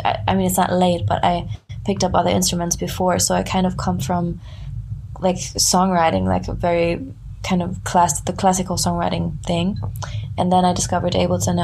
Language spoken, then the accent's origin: English; small town near Frankfurt, Hesse, Germany; moved away; I grew up in southern Germany in like a very small town. it's close to Frankfurt.